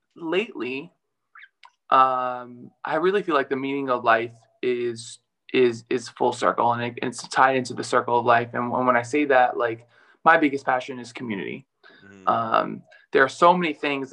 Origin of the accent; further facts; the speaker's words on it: New York City, New York, United States; accent: New York; moved away as an adult; also born or lived in Milan, Italy; I grew up in Brooklyn, New York